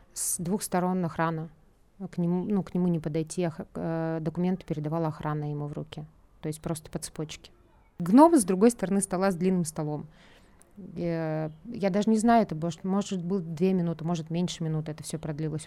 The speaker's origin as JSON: {"language": "Russian", "country": "Russia", "tie": "born or raised there", "moved": "as an adult", "lives_now": "Tbilisi, Georgia", "said": "я русская, я родилась в России, всю жизнь прожила в России"}